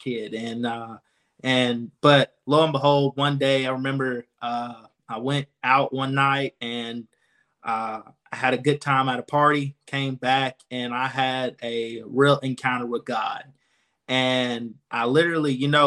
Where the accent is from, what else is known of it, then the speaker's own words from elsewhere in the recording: Anniston, Alabama, United States; born and raised in Anniston, Alabama.